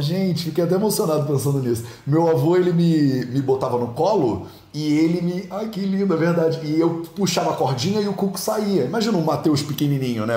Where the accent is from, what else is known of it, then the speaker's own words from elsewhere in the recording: Rio de Janeiro, Brazil; also born or lived in Jamnagar, India; now in Guimarães, Portugal; eu sou carioca, eu conheço a água lá